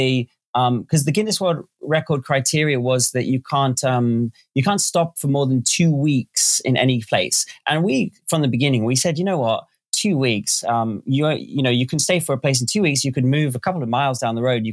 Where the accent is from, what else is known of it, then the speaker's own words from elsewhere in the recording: Northampton, East Midlands, United Kingdom; moved away as an adult; a dealership in my hometown, Northampton, England, called Motorcycle World